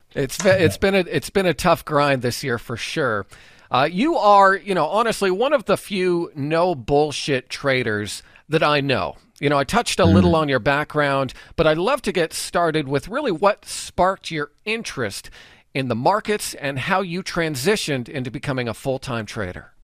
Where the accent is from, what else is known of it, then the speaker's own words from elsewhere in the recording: Canada; we as Canadian traders